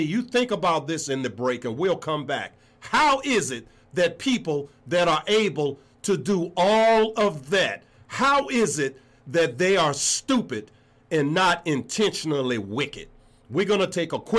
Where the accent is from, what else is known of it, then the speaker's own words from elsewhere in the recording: Richmond, Virginia, United States; my hometown, Richmond